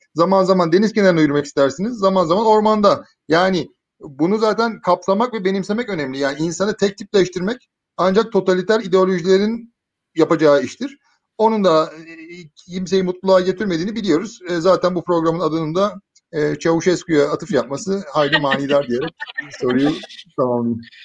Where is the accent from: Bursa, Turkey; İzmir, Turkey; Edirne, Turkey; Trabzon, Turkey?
Bursa, Turkey; moved away as an adult; also born or lived in Istanbul; ben Bursa'nın Muradiye semtinde doğdum büyüdüm